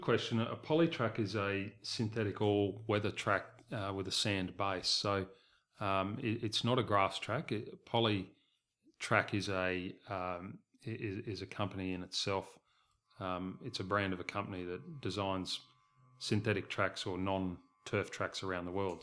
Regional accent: Southeast Queensland, Australia; moved away; I was originally from Queensland and, and grew up in a racing family. My parents bred horses in Southeast Queensland

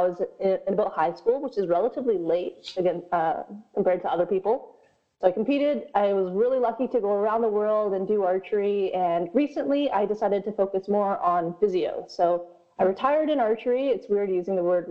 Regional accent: Canada; I was born in Canada, but my parents are Korean.

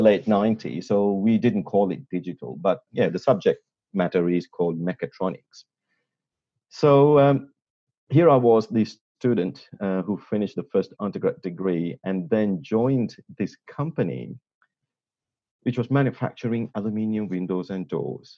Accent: Sri Lanka; accent: a little bit of a British accent; moved away as an adult; now in Australia; I'm pretty much born and bred in Sri Lanka and came here to do my undergrad. And that was 25 years ago

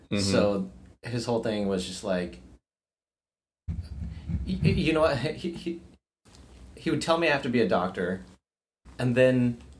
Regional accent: San Jose, California, United States; also born or lived in Bombay, India / Fremont, California; now in San Francisco, United States; being Indian only came into it, so I grew up in San Jose and Fremont, which has a lot of Indian people

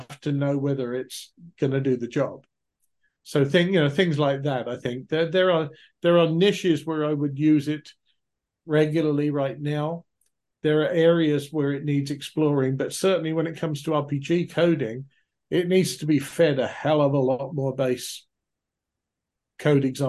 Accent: England, United Kingdom; moved away; Originally as an Englishman, I am more familiar with hearing the Irish pronunciation than most. But even so, having been over here so many years now

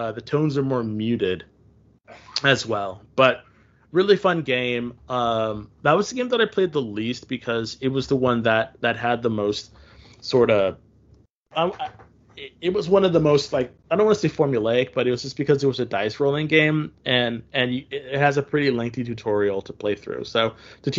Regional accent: United States; I'm an American

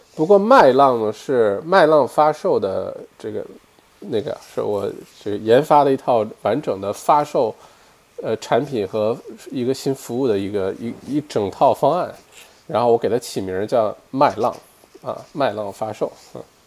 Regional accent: Northeast China, China; now in Australia; 我们这一代八零后，对吧，小的时候在国内长大

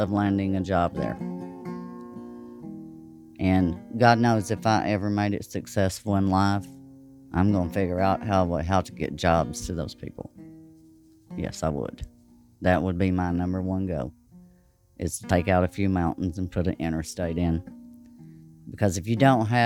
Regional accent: Hyden, Kentucky, United States; I grew up in the most beautiful place in the world

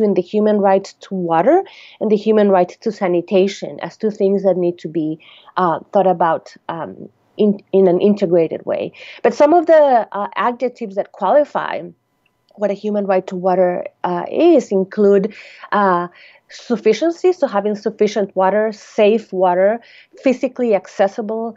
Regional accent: Costa Rica; moved away; I'm originally from Costa Rica

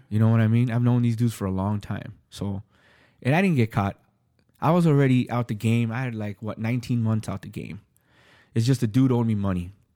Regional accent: California, United States; I'm from California

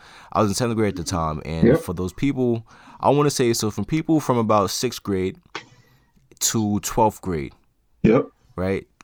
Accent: New York, United States; I'm from New York

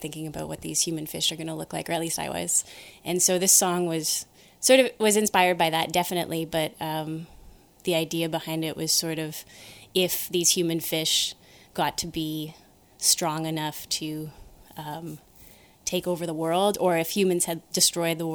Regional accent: Ottawa, Ontario, Canada; I grew up in Ottawa.

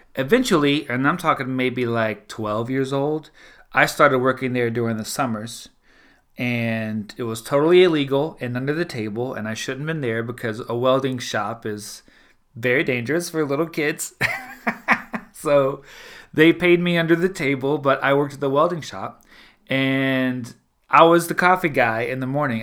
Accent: South Louisiana, United States; I'm from South Louisiana, the Deep South

